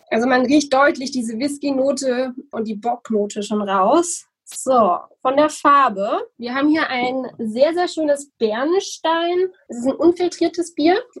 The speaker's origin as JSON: {"language": "German", "town": "Bürgstadt", "region": "Bavaria", "country": "Germany", "said": "Also der Dialekt, bei mir ganz einfach. Ich komme aus dem Unterfränkischen. In meinem Ort spricht man auch wunderbaren Dialekt in Bürgstadt."}